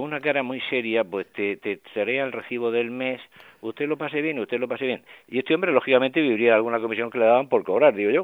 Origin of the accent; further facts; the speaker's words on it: Murcia, Region of Murcia, Spain; yo he conocido de crío por Murcia